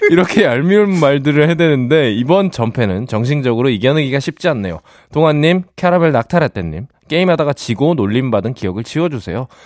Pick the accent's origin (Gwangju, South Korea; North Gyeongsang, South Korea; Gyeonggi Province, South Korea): Gyeonggi Province, South Korea; Seongnam; 저는 분당에서 나왔습니다.